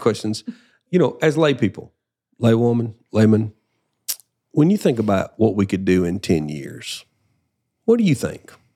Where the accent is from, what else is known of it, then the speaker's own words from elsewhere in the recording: Deep South, United States; growing up in the, in the deep South, everybody's a Christian